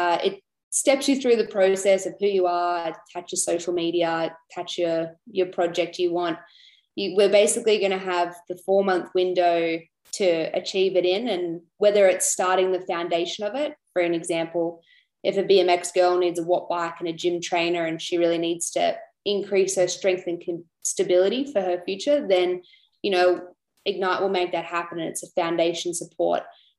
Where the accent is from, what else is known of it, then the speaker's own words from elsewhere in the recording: Canberra, Australian Capital Territory, Australia; being from Canberra, I know the cold winters there